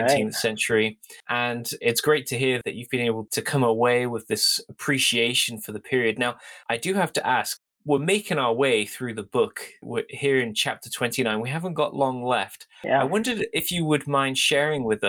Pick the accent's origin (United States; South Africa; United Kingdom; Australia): United Kingdom; as a British member of the church